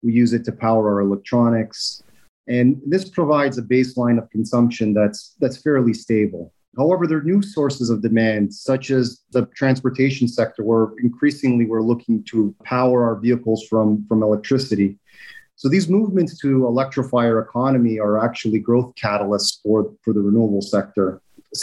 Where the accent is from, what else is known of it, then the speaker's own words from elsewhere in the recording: Toronto, Ontario, Canada; moved away; I grew up in Toronto